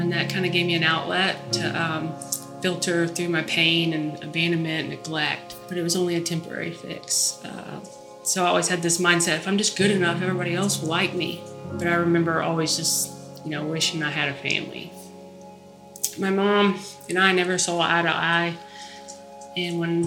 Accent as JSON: {"language": "English", "town": "Ridgecrest", "region": "California", "country": "United States", "tie": "born or raised there", "said": "I'm from Ridgecrest, California. I was born there"}